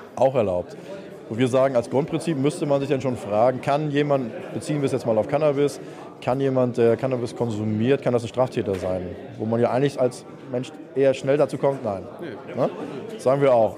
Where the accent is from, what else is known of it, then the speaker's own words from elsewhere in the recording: Germany; bei uns in Deutschland